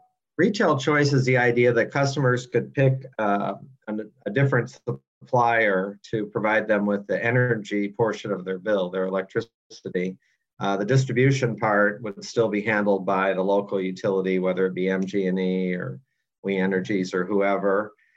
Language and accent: English; Madison, Wisconsin, United States; moved away as an adult; also born or lived in Santa Cruz, California / Seattle, Washington / Detroit, Michigan; I grew up in Madison